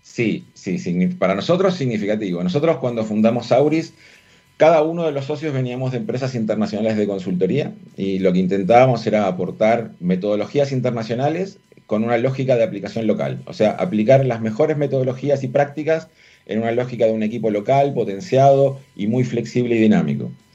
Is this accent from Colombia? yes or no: no; Argentina; accent: Argentine; moved away as an adult; also born or lived in Buenos Aires; now in Chile; yo soy argentino. Eso es, un, sello que no puedo evitar con, el tono de mi voz.